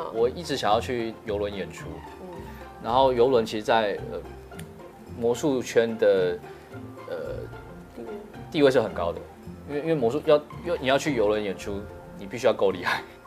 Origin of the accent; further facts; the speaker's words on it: Taiwan; 我是台湾的